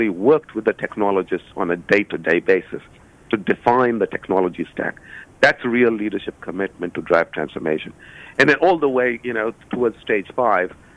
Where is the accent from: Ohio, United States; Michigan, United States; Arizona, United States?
Ohio, United States; Cincinnati; I was doing a book launch in my hometown in Cincinnati